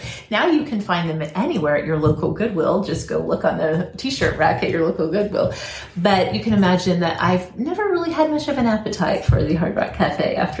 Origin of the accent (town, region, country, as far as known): Oklahoma, United States; born or raised there; moved away; also born or lived in Pennsylvania